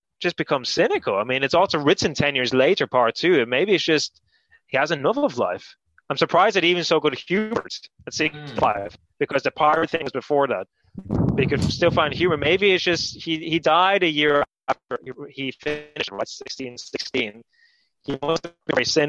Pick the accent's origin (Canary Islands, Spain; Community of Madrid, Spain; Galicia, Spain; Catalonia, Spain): Canary Islands, Spain; moved away; So I grew up in Spain